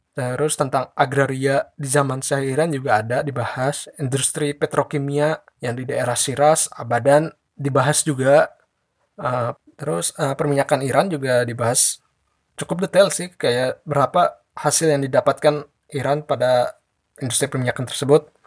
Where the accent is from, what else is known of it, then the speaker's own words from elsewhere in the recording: Tangerang, Banten, Indonesia; Halo Kepo Buku, eh … aku dari Tangerang.